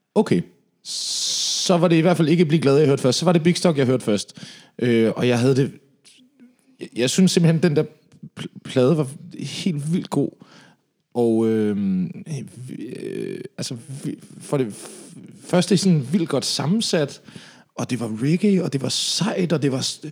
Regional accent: Slagelse, Zealand, Denmark; now in Copenhagen, Denmark; jeg kommer fra Slagelse af

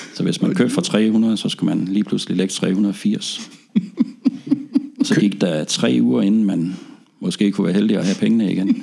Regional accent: North Funen, Southern Denmark, Denmark; kunne fange David Rodigans show på BFBS hjemme på Nordfyn

